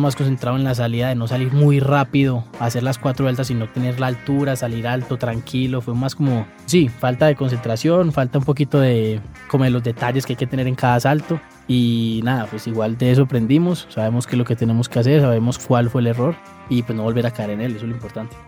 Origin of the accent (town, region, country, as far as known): Colombia